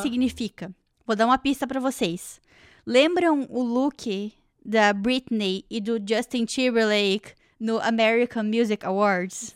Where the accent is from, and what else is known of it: Brazil; now in Canada